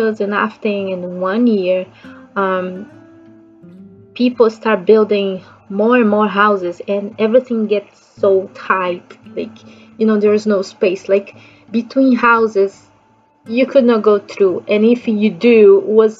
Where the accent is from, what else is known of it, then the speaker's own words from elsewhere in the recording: Rio de Janeiro, Brazil; English is a second language; I'm from Brazil, so I grew up in Rio de Janeiro